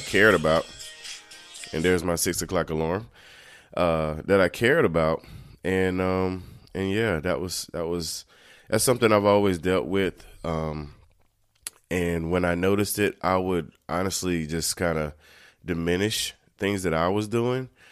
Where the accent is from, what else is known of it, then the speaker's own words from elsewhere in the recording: North Carolina, United States; I grew up in North Carolina